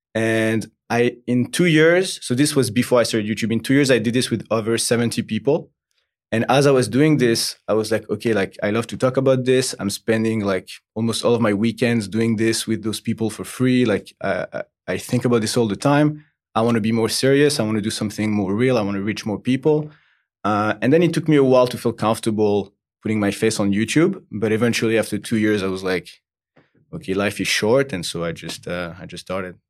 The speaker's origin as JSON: {"language": "English", "town": "Paris", "region": "Île-de-France", "country": "France", "second_language": "English", "said": "I'm from, uh, originally Paris, France."}